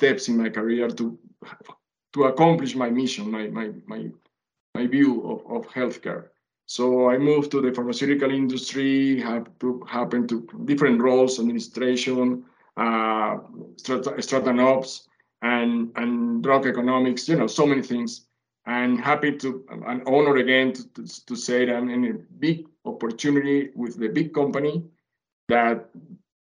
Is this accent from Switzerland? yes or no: no; Venezuela; English is a second language; moved away as an adult; also born or lived in Colombia / Canada / United States; now in Mexico; I was born in Colombia, raised in Venezuela, have lived in Canada, US, and now in Mexico